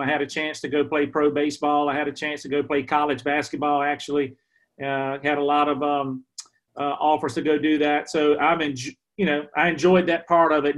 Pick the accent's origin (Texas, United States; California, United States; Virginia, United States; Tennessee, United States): Virginia, United States; Emporia; here in my hometown in Emporia